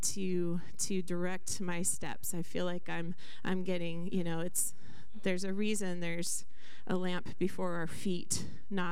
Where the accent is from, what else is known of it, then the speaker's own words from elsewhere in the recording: Skagit County, Washington, United States; I grew up in Skagit County